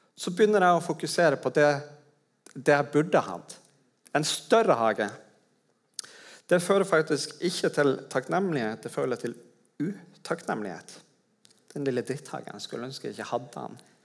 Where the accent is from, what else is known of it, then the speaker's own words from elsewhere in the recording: Tromsø, Troms, Norway; i Tromsø, der jeg kommer fra.